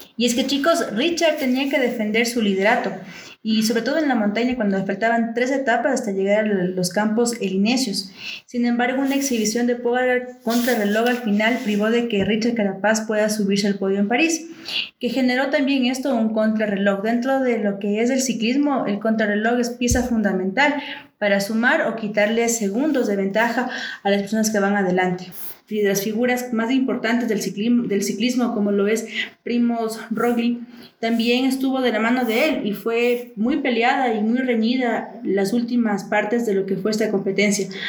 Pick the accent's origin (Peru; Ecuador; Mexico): Ecuador; a todos los ecuatorianos acá nos motivó